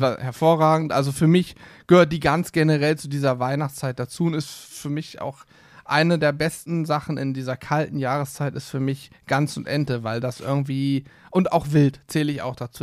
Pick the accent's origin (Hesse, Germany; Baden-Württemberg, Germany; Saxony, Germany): Hesse, Germany; Ich bin ja eigentlich ein Hesse. Meine Eltern sind beide aus Hessen.